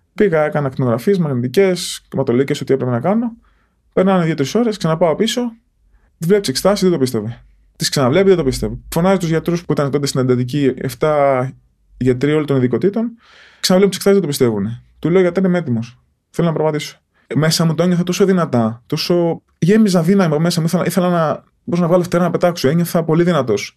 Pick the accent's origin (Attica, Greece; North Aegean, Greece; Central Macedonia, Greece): Attica, Greece; Porto Rafti; όταν μετακομίσαμε στο Πόρτο Ράφτη, εκεί που μεγάλωσα